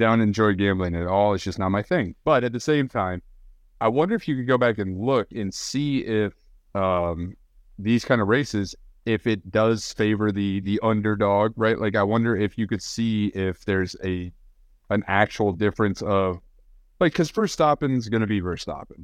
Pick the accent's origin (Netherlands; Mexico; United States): United States; Kansas; I grew up in Kansas where we had nothing but flat farmland